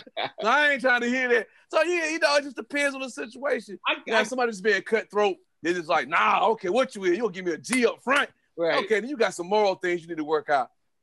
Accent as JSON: {"language": "English", "region": "South Carolina", "country": "United States", "accent": "country; Southern", "said": "I'm from South Carolina."}